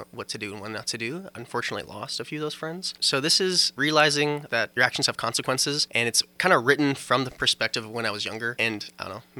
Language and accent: English; Cheyenne, Wyoming, United States; moved away as an adult; now in Fort Collins, United States; I am originally from Cheyenne, Wyoming, just a little bit north of the border